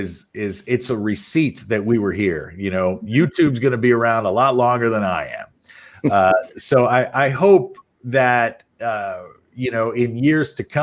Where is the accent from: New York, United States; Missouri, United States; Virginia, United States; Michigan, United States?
Missouri, United States; St. Louis; moved away; I grew up in St. Louis